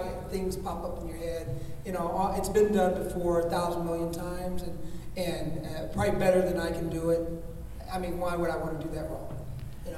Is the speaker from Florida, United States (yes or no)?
no; Alabama, United States; moved away; I'm originally from Alabama, so I just slide right into that kind of stuff. That whole vernacular is sort of in the back of my head all the time